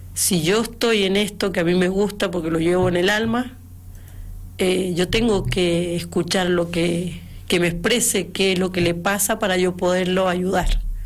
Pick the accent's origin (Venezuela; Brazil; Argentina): Argentina; yo como argentina que soy